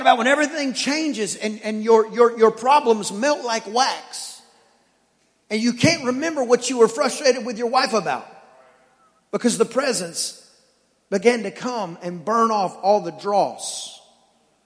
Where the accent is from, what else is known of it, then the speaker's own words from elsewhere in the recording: East Texas, United States; I'm from East Texas